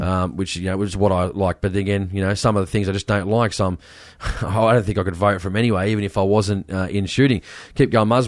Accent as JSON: {"language": "English", "town": "Sydney", "region": "New South Wales", "country": "Australia", "said": "I come from Western Sydney"}